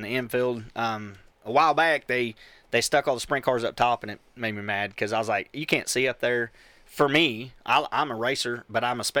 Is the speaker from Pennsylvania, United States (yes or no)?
no; Bakersfield, California, United States; now in Texas, United States; I'm from Bakersfield, California.